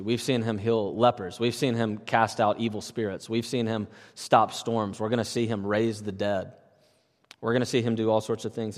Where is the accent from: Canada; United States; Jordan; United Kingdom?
United States; Natchez, Mississippi; moved away; I grew up in a little town, Natchez, Mississippi, right on the Louisiana-Mississippi border.